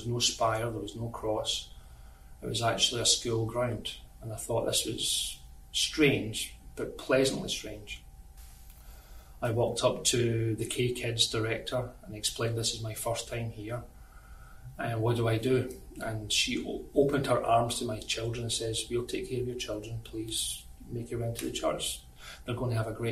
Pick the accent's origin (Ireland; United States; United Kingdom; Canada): United Kingdom; Scotland; moved away; I'm originally from Scotland